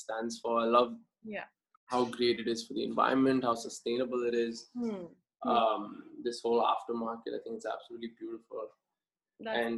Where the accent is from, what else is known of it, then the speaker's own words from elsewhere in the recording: Pune, Maharashtra, India; My background is I'm from Pune